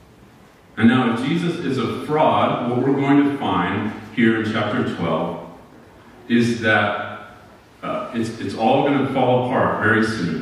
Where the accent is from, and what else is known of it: United States